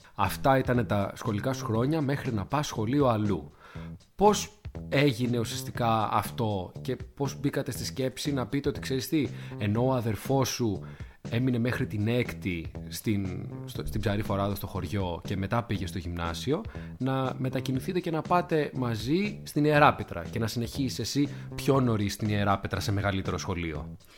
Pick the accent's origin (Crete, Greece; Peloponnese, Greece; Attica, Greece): Attica, Greece; Athens; ένα παιδί που μεγάλωσε στην Αθήνα